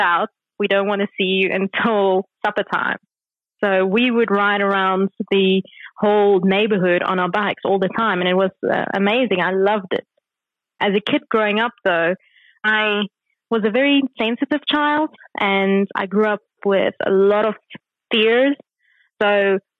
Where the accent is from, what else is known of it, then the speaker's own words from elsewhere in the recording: Kempton Park, Gauteng, South Africa; I was born in Kempton Park and grew up in Kempton Park, went to school there as well. So that's where I was up until about the age of 18